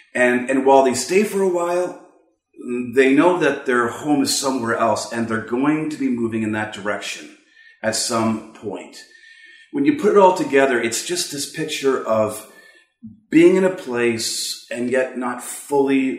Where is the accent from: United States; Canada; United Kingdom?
Canada; from Canada.